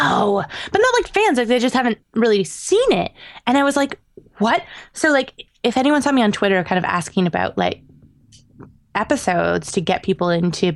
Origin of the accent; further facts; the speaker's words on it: Canada; I'm Canadian